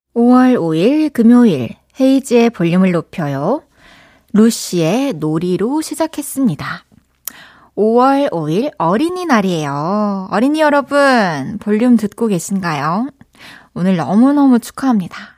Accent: Daegu, South Korea; 저도 대구에서 태어났답니다

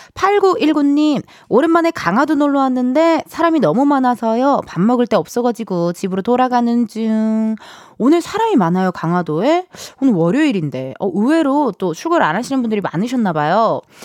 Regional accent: Incheon, South Korea; 저도 또 고향이 인천이거든요.

